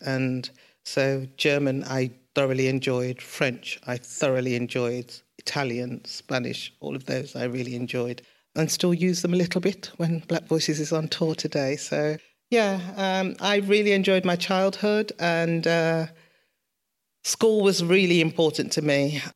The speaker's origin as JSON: {"language": "English", "town": "Birmingham", "region": "West Midlands", "country": "United Kingdom", "tie": "born or raised there", "said": "I was born in Sorrento in Mosley, but we grew up in King's Heath."}